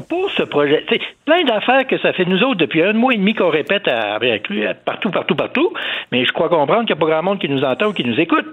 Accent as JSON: {"language": "French", "country": "Canada", "said": "chez nous au Canada"}